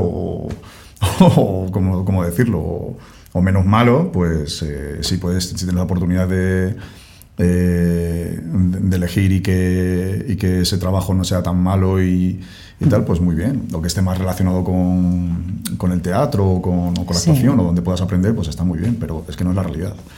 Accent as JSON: {"language": "Spanish", "region": "Castile and León", "country": "Spain", "moved": "yes", "said": "yo soy castellano"}